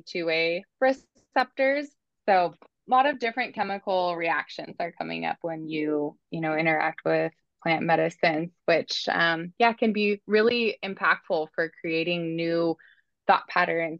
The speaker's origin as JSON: {"language": "English", "town": "Bend", "region": "Oregon", "country": "United States", "tie": "born or raised there", "said": "Oregon's my home state. Actually, I'm from Bend too"}